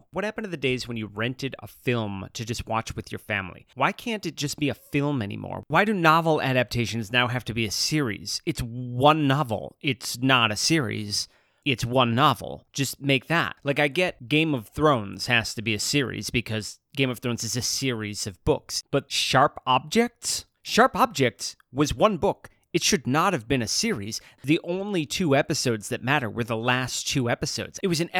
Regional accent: Chicago, Illinois, United States; It takes place in Chicago. That's my hometown.

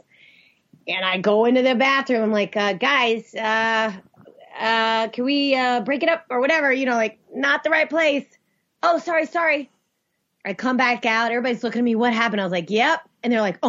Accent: the South, United States; I grew up in the South.

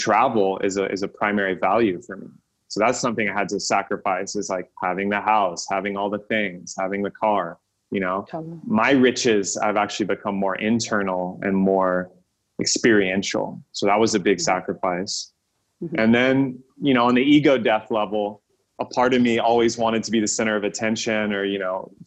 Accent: Texas, United States; moved away as an adult; also born or lived in California; leaving my home state of Texas, moving to California

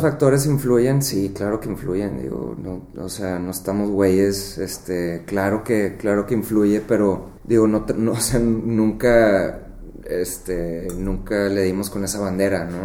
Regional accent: Monterrey, Nuevo León, Mexico; moved away; also born or lived in McAllen, Texas; nací aquí en Monterrey

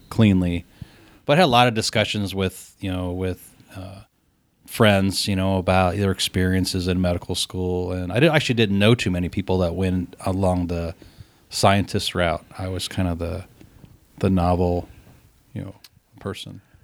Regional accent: Columbus, United States; when I was a kid growing up in Columbus

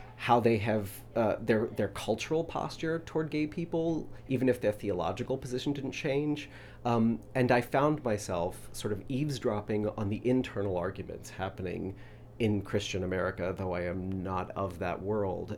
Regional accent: Louisville, Kentucky, United States; moved away; where I'm from is Louisville, Kentucky.

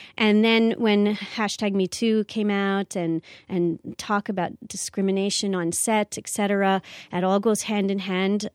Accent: Canada; I'm a Canadian actor and I live here in Canada.

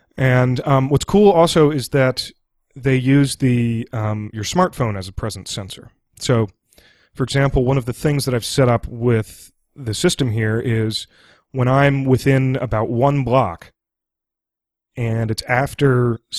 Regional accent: Washington, District of Columbia, United States; I'm from Washington, D.C., and I'm broadcasting from Washington, D.C. right now.

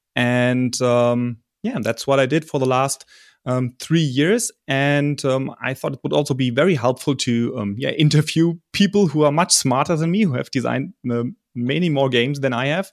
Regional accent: Germany; I'm from Germany

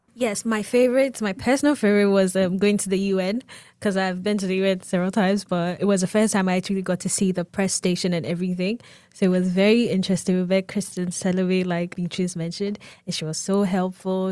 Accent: Ghana; moved away as an adult; now in United States; I am from Ghana. I just came to the U S for school.

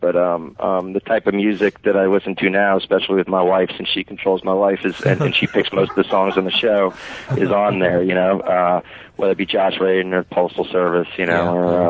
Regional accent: Connecticut, United States; moved away; So I was from Connecticut, but I'm an old rich guy now.

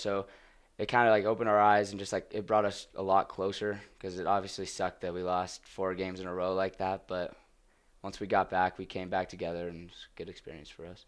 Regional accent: Flower Mound, Texas, United States; moved away; I'm in a town called Flower Mound, uh, Flower Mound, Texas. It's about twenty minutes north of Dallas

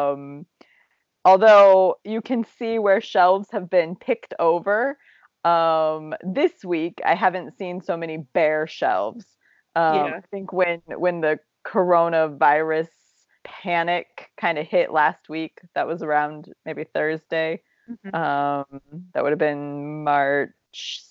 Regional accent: Appalachia, Ohio, United States; moved away; having grown up in Appalachia, Ohio, where it's full of tornadoes

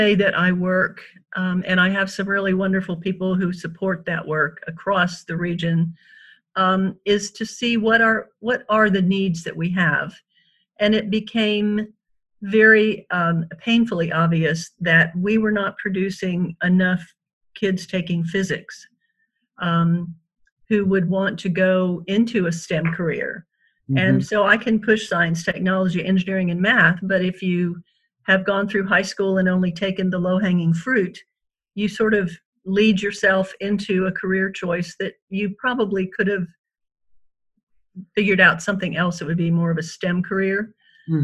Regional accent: Panama; And I was raised in Panama, so you weren't going to be staying there more than likely.

